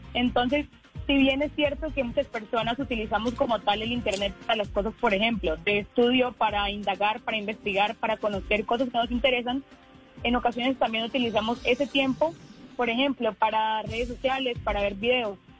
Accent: Yopal, Casanare, Colombia; soy de Yopal Casanare

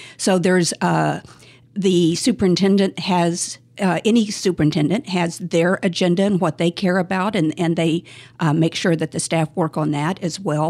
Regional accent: Tulsa, Oklahoma, United States; moved away as an adult; also born or lived in Washington, D.C.; now in Bay Area, United States; I was, uh, born and raised in Tulsa, Oklahoma

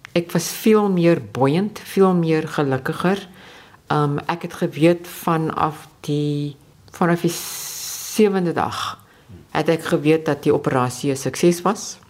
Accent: South Africa

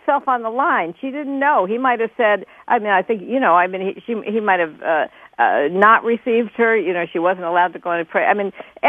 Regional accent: New York City, New York, United States; I grew up in New York City, and I went to a Harlem church in 1962

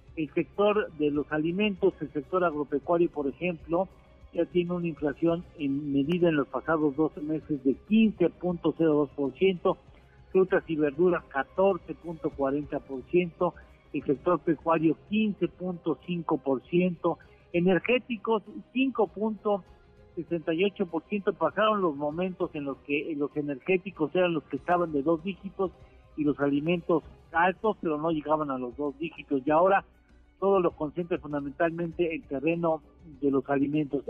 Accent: Mexico

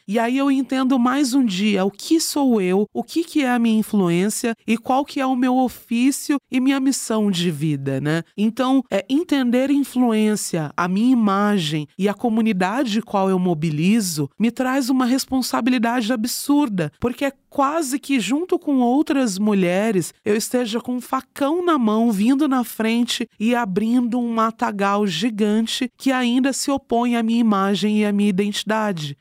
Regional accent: Jandira, São Paulo, Brazil; now in São Paulo, Brazil; eu nasci e fui criada em Jandira, que é interior, quase interior de São Paulo

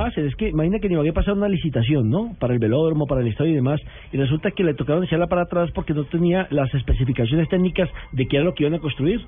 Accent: Ibagué, Tolima, Colombia; Yo soy de Ibagué

